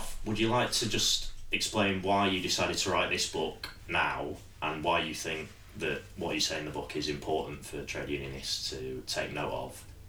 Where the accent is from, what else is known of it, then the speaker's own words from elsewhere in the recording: Sheffield, Yorkshire and the Humber, United Kingdom; I'm from Sheffield, which was known as a steel city and it still makes steel